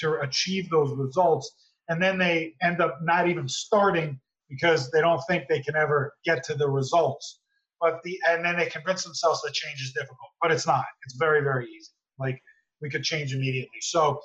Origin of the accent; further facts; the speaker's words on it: New Jersey, United States; I grew up in Jersey